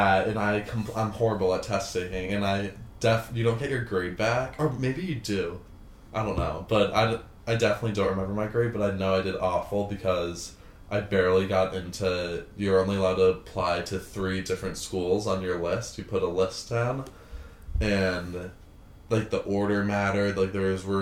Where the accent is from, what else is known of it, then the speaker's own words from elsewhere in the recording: Long Island, New York, United States; I grew up on Long Island with three other siblings and my two parents